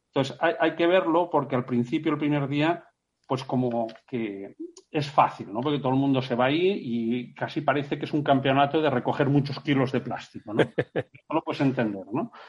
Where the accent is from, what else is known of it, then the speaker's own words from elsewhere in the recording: Menorca, Balearic Islands, Spain; todos somos de Menorca y el Mediterráneo forma parte de nuestro ADN